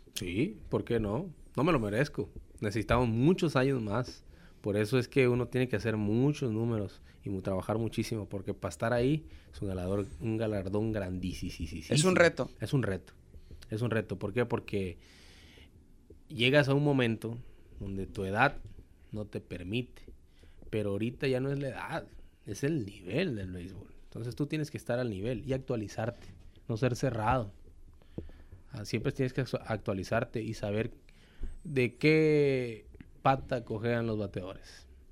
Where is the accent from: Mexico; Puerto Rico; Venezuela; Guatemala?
Mexico; Tabasco; moved away as an adult; now in Hermosillo, Mexico; en Tabasco, en donde mi tierra me vio nacer